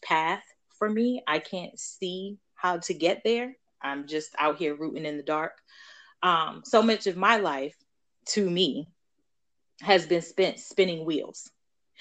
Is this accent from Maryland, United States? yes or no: yes; Baltimore, Maryland, United States; grew up also in Baltimore